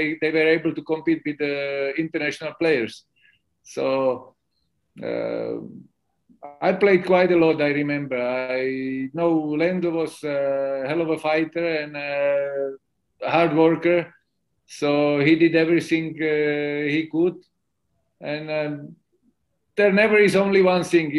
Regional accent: Slovakia; born or raised there; also born or lived in Bratislava

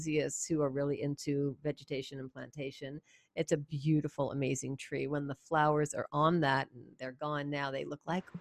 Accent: New York, United States; accent: New York; my New York accent

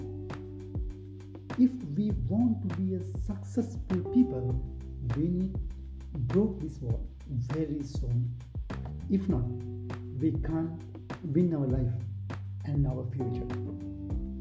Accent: Sri Lanka; I am from Sri Lanka

